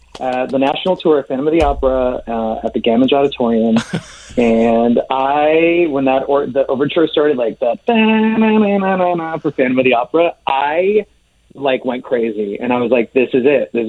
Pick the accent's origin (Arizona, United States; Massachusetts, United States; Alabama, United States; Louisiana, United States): Arizona, United States; Phoenix; moved away; also born or lived in New York City; I am originally from Phoenix, Arizona.